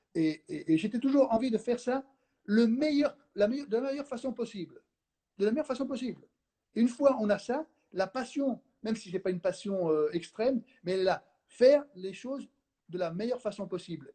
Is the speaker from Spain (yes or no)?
yes; Spain; moved away; je suis espagnol